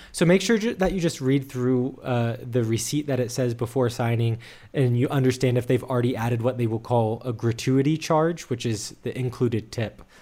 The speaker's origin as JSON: {"language": "English", "country": "United States", "moved": "as an adult", "lives_now": "Germany", "said": "as an American. Even though I've lived in Germany for more than a year now, a year and a half"}